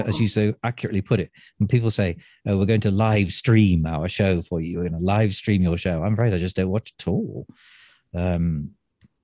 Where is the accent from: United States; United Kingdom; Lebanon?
United Kingdom; Manchester, North West England; now in Stratford-upon-Avon, United Kingdom; I'm from Manchester. I was born there